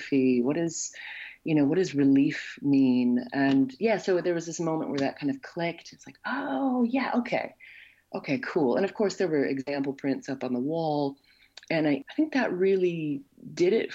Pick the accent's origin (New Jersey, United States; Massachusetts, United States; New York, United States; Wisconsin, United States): Wisconsin, United States; accent: Wisconsin; moved away as an adult; now in Nova Scotia, Canada; I'm a citizen, born and raised in Wisconsin